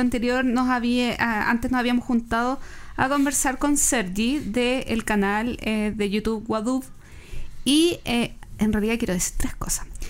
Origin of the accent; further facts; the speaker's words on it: Chile; siendo chilenos